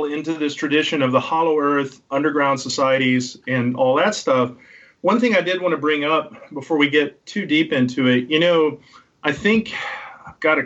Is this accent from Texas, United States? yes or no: yes; near Dallas, Texas, United States; I grew up near Dallas